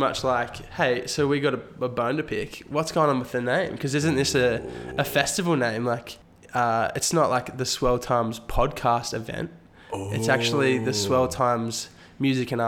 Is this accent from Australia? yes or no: yes; South Coast, New South Wales, Australia; we're from the South Coast